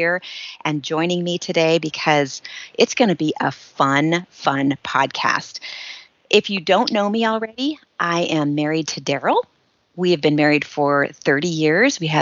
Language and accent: English; Shafter, California, United States; moved away; I grew up in the Central Valley near Bakersfield in a little tiny town called Shafter.